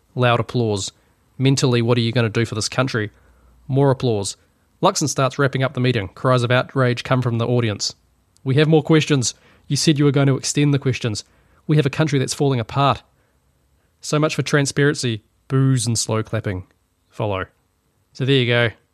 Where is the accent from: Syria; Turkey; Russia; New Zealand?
New Zealand; being a New Zealander